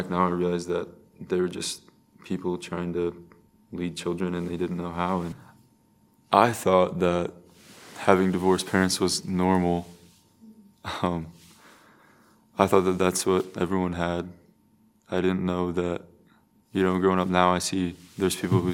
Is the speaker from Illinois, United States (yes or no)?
yes; Metamora, Illinois, United States; I grew up in Metamora, Illinois